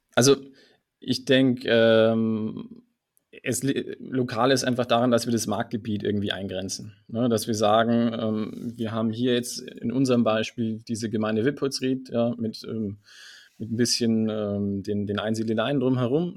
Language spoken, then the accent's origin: German; Allgäu, Bavaria, Germany; Ich bin gebürtiger Allgäuer